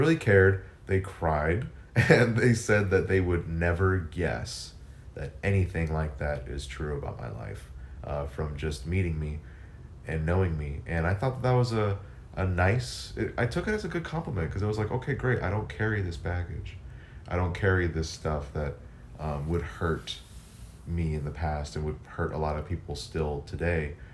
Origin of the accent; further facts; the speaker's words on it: Texas, United States; now in Atlanta, United States; I grew up in Texas. It was, like, in between San Antonio and Johnson City